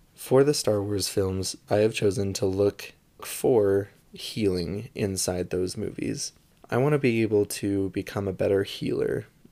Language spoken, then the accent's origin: English; St. George, Utah, United States; now in Salt Lake City area, United States; I am from Saint George, Utah, which is a smaller town in southern Utah, kind of close to Las Vegas. and I was born and raised there